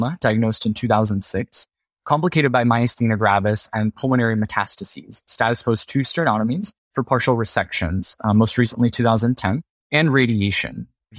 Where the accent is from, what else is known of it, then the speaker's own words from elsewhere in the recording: Miami, Florida, United States; moved away as an adult; also born or lived in San Francisco, United States; now in San Diego, United States; I am originally from Miami, Florida.